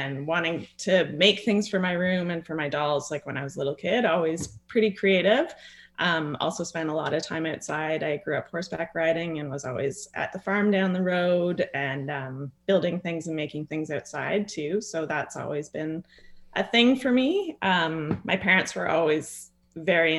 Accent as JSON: {"language": "English", "town": "Bracebridge", "region": "Ontario", "country": "Canada", "tie": "born or raised there", "also_born_or_lived": "British Columbia", "lives_now": "Windermere, Canada", "said": "I grew up in Bracebridge, just not far from the downtown"}